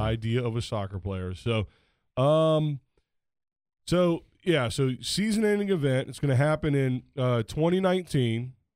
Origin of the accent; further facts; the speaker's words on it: United States; I'm American